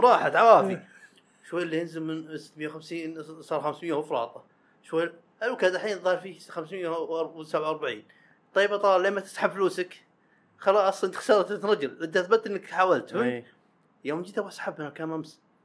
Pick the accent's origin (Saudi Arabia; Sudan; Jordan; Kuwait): Saudi Arabia; حنا السعوديين